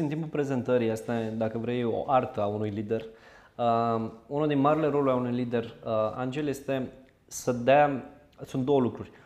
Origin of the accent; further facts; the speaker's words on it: Zimnicea, Teleorman County, Romania; sunt din Zimnicea, cel mai sudic oraș al României